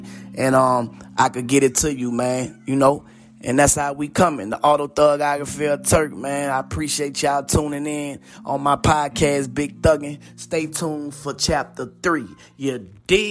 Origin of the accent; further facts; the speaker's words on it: New Orleans, Louisiana, United States; growing up in the Magnolia